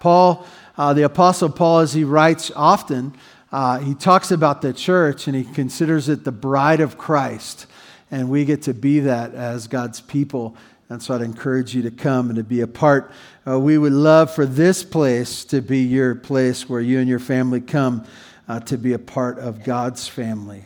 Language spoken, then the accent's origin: English; Santa Barbara, California, United States; moved away; I grew up in Santa Barbara